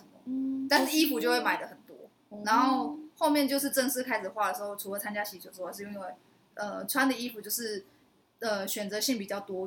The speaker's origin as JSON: {"language": "Chinese", "region": "Kaohsiung", "country": "Taiwan", "tie": "born or raised there", "said": "卡钩顶就是你知道小时候在高雄啊，高雄就是会有一个车骨镇，它是专门神明婚丧喜庆，然后会有出出阵的那个专门来跳舞给神明看的这样。"}